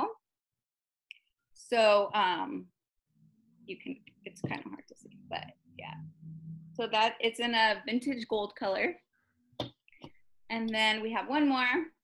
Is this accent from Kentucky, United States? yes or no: no; Covina, California, United States; now in Chino, United States; I grew up in Covina, which is not too far from here